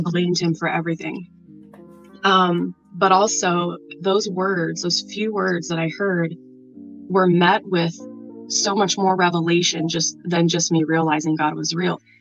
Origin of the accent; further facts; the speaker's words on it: Nebraska, United States; I'm from Nebraska.